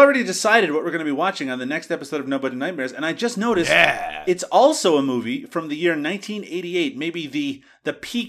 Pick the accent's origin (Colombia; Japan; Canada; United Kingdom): Canada; I'm Canadian.